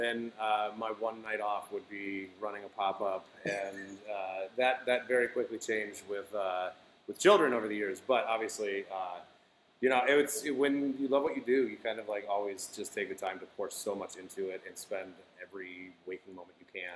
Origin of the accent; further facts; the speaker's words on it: Flint, Michigan, United States; moved away; I'm from the Midwest. I, you know, was originally from Flint